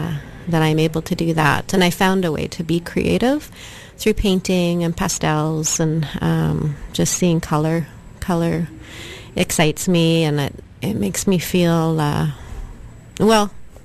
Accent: Saskatchewan, Canada; I'm from the Kiskus Nation in Saskatchewan.

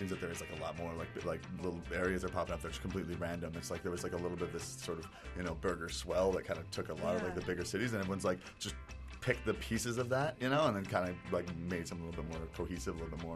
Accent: Prince George, British Columbia, Canada; now in Vancouver, Canada; I grew up, I went to high school, like, up north in Prince George

